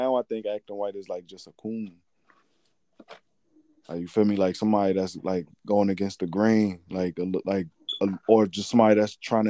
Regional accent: United States

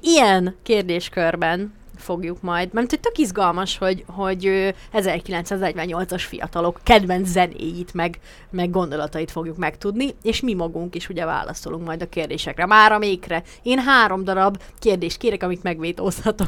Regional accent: Békés, Hungary; a Békés megyében nőttem fel

